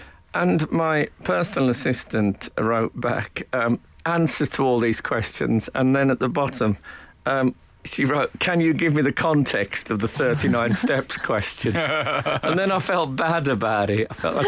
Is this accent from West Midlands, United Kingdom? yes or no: yes; Oldbury, West Midlands, United Kingdom; now in London, United Kingdom; I met a bloke last night from Albury, where I come from, and I felt my accent go revert. But when I came to London, I tried to clean it up a bit.